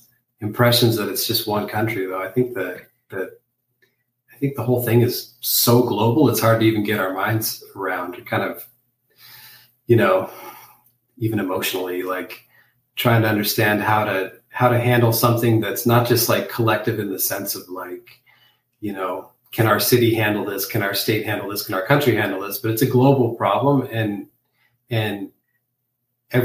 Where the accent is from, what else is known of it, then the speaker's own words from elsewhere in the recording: Arizona, United States; my home state of Arizona